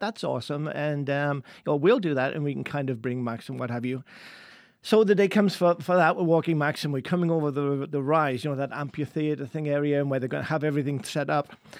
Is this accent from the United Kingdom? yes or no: yes; England, United Kingdom; moved away; I'm English